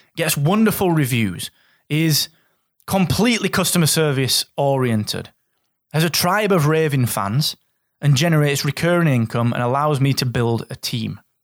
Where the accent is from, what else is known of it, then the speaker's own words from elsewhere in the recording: Barnsley, Yorkshire and the Humber, United Kingdom; I'm a guy from Barnsley that comes from a family that was rooted in mining